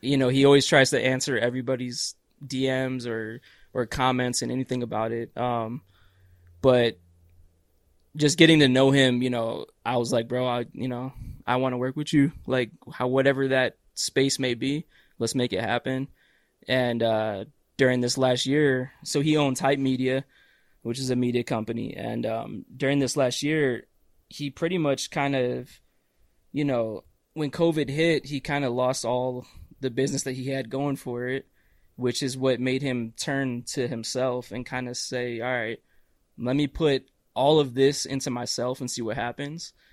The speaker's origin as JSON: {"language": "English", "town": "Cleveland", "region": "Ohio", "country": "United States", "tie": "born or raised there", "said": "Cleveland, Ohio, where I'm from."}